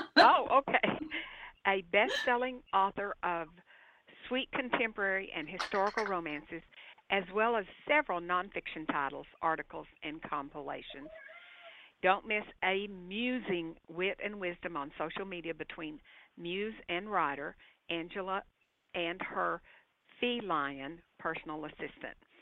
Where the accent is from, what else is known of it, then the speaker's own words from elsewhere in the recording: Arkansas, United States; moved away; I was born and I grew up in Arkansas